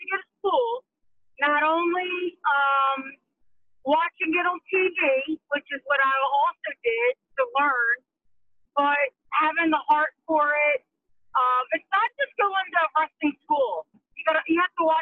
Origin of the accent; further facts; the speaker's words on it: Baltimore, Maryland, United States; moved away; also born or lived in Venice Beach, California; I'm from Baltimore, but when I moved to California to pursue my dream